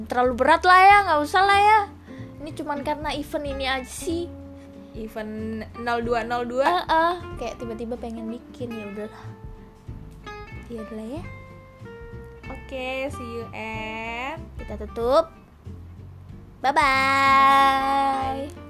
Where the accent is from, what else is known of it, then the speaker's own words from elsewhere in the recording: Malang, East Java, Indonesia; kalau aku dari Malang, arek Malang, Rek.